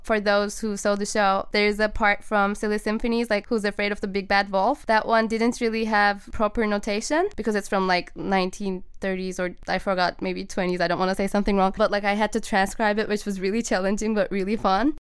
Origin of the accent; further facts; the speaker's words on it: Turkey; moved away as an adult; also born or lived in Boston, United States; now in Los Angeles, United States; I'm from Turkey, so I like left everybody I know behind, and like as a 18 year old